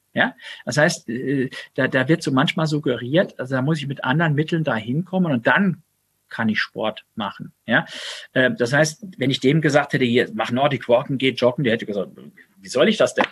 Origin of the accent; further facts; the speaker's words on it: Saarland, Germany; ich komme aus dem Saarland